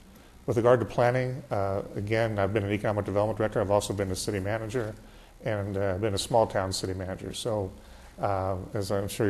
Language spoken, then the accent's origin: English; Los Angeles, California, United States; also born or lived in Calabasas; she was a 35-year resident of Calabasas, and I was here all the time. In fact, I grew up in Woodland Hills, so I know the area quite well and know the community fairly well.